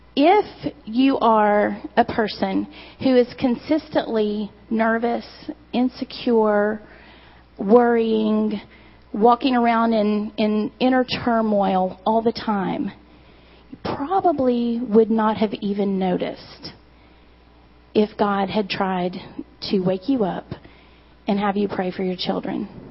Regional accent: Eastern Kentucky, United States; I'm from Eastern Kentucky

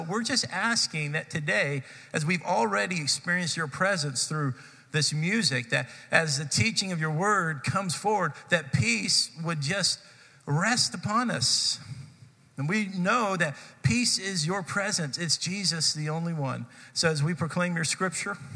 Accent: Texas, United States; I grew up in Texas, and so we spent some time studying this in Texas history, seventh grade Texas history

